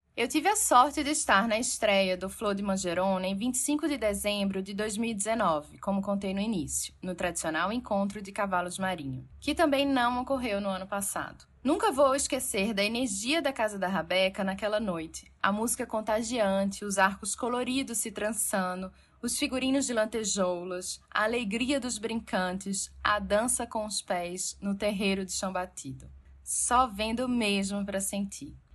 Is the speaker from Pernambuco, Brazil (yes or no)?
yes; Pernambuco, Brazil; mesmo sendo pernambucana